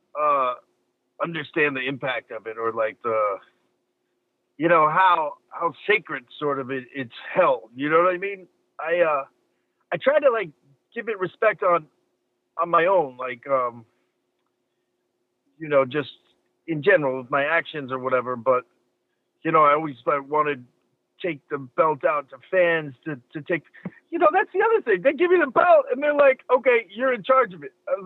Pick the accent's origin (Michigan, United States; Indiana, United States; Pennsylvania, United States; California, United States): California, United States; Los Angeles; I grew up in Hollywood